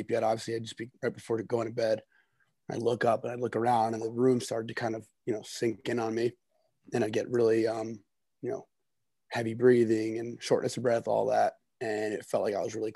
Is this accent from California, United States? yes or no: no; New Jersey, United States; also born or lived in Orono, Maine; I'm from New Jersey.